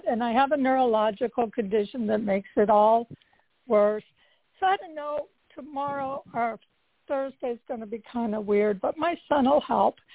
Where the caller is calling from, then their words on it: Carlsbad, California, United States; I'm from Carlsbad, California.